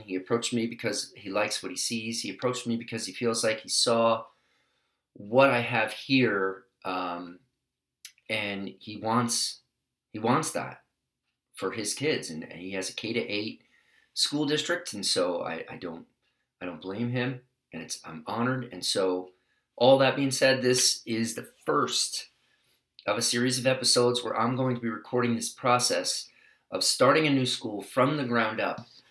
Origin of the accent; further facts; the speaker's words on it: New York City, New York, United States; now in California, United States; I come from New York City